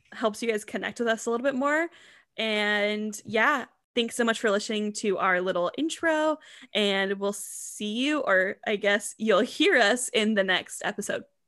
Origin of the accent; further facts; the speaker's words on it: Washington, United States; we are from Washington State